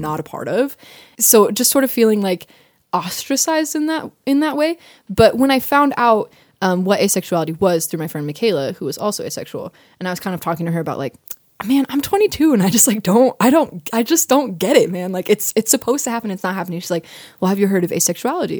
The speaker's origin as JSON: {"language": "English", "country": "United States", "said": "I'm American"}